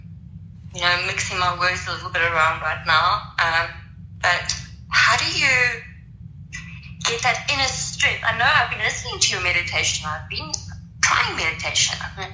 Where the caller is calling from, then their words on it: South Africa; Sorry if you can't hear me. I'm praying from South Africa.